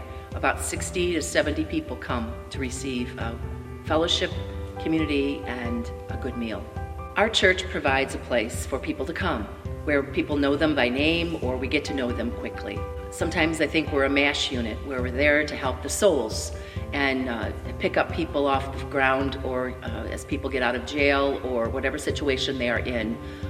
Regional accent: Hamburg, New York, United States; I'm not a city girl. I grew up in Hamburg

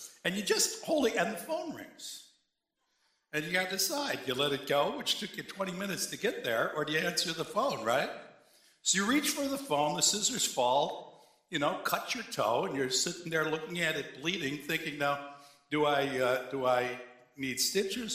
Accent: Cheektowaga, New York, United States; also born or lived in Pendleton; I grew up in Cheektowaga, and I went to church in Snyder

